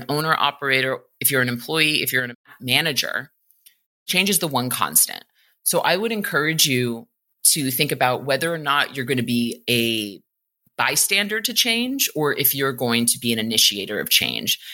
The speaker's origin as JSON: {"language": "English", "town": "New York City", "region": "New York", "country": "United States", "tie": "born or raised there", "said": "I grew up in New York City."}